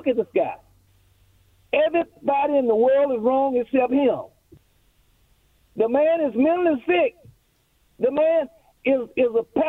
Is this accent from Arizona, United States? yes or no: no; District of Columbia, United States; I grew up around the Military District of Washington as a boy.